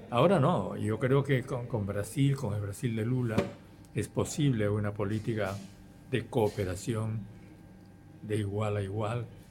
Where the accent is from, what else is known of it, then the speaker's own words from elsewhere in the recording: Peru; yo soy simplemente un peruano que lucha por la, el cambio de su país